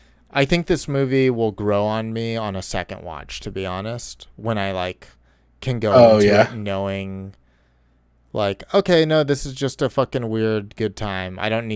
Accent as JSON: {"language": "English", "town": "Boston", "region": "Massachusetts", "country": "United States", "said": "I'm from Boston. We don't sunbathe."}